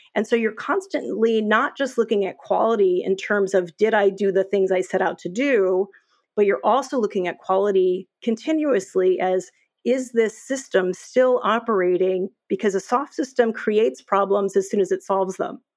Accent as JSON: {"language": "English", "region": "New York", "country": "United States", "said": "I'm a New Yorker"}